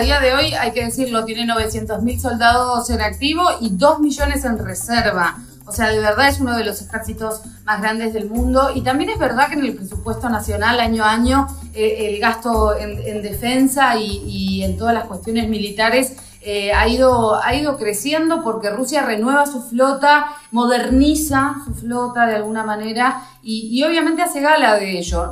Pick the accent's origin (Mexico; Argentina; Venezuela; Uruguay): Argentina; now in Russia; nosotros no, como argentinos, no tenemos una cultura de lo bélico